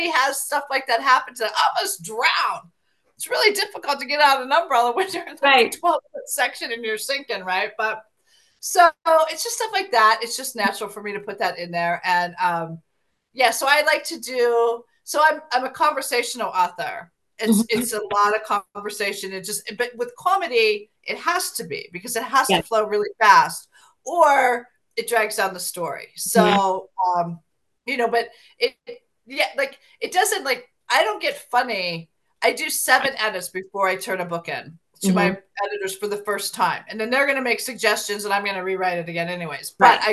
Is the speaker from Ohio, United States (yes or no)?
yes; Ohio, United States; moved away; I went back to my hometown of Ohio because I had a high school reunion I had to attend.